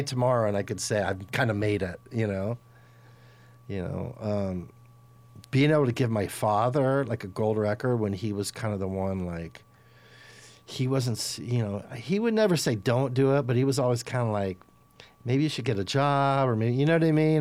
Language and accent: English; Los Angeles, California, United States; I'm from Los Angeles